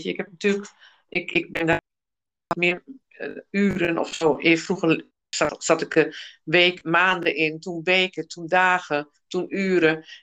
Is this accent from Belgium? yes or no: no; United Kingdom; ik, ik Brits dan en ik ben Britse.